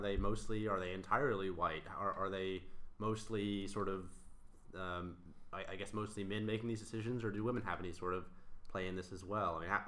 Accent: Virginia, United States; I grew up in Virginia

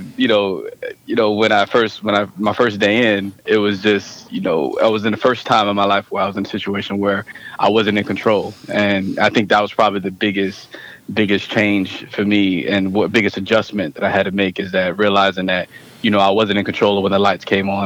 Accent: St. Petersburg, Florida, United States; moved away; also born or lived in Brooklyn, New York / Las Vegas; I was born in Brooklyn, New York. I was raised down south in St. Petersburg, Florida

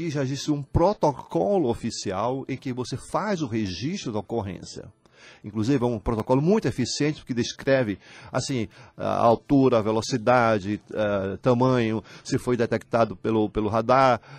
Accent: União, Piauí, Brazil; Tiago, eu sou de União, mas não sabia

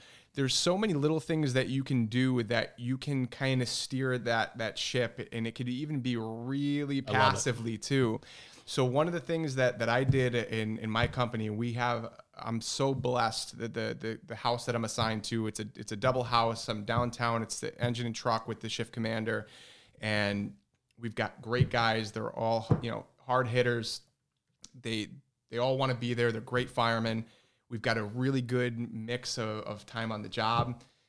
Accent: Newington, Connecticut, United States; then they settled in the town I grew up in Newington, which is sandwiched in between the city I work in, New Britain, and Hartford.

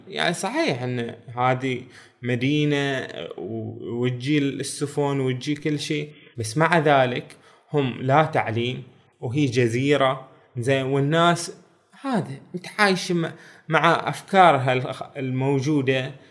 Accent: Bahrain; بلادنا البحرين

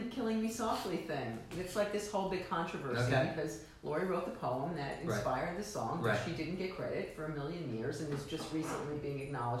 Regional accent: New York City, New York, United States; Which I am from Da Bronx.

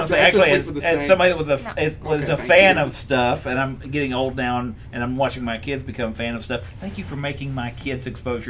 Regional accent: Kentucky, United States; as a kid growing up in Kentucky

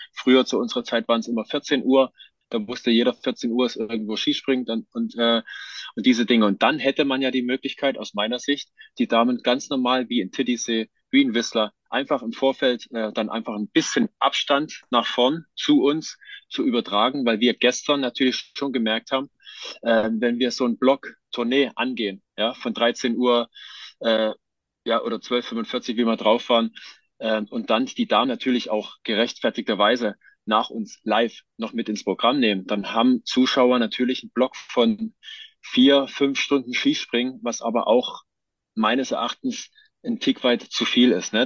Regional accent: Johanngeorgenstadt, Saxony, Germany; moved away; also born or lived in Hinterzarten; in Johann Georgenstadt im Erzgebirge, wo ich aufgewachsen bin

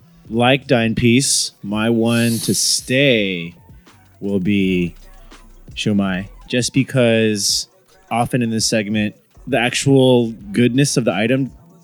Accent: Sacramento, California, United States; moved away; Growing up in Sacramento as a Chinese American from there

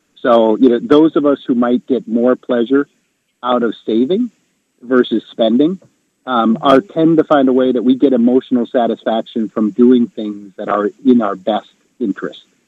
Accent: Wisconsin, United States; moved away; I'm from Wisconsin originally

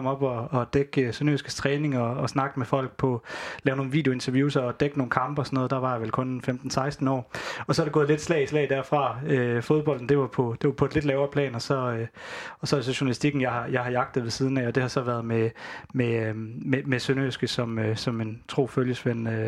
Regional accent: Starup, Southern Denmark, Denmark; also born or lived in Haderslev; jeg er fra Haderslev. Jeg er Haderslev-dreng. Jeg er født i Haderslev og opvokset ude i Starup.

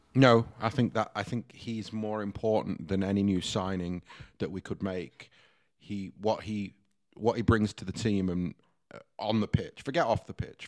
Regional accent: Stockport, North West England, United Kingdom; moved away; Heaton Chapel in Stockport

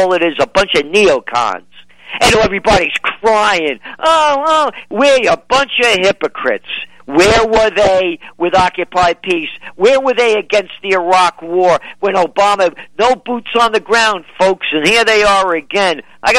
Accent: New York, United States; you know, I'm a New Yorker, you know

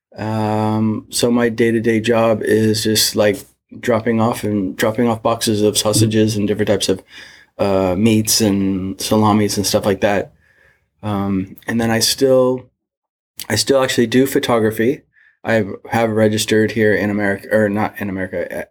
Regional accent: Mission Viejo, California, United States; born and raised in Southern California, in between LA and San Diego, and Orange. It's called Orange County, Mission Viejo.

